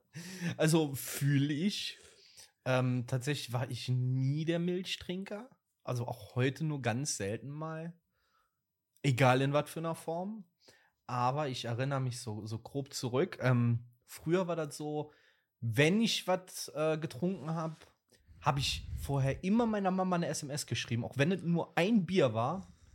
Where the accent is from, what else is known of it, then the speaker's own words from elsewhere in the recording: Moselle wine region, Rhineland-Palatinate, Germany; bei uns in, dem, in der Stadt, Dorf, Land, wo ich groß geworden bin, ähm, liegt halt direkt an der Weinmosel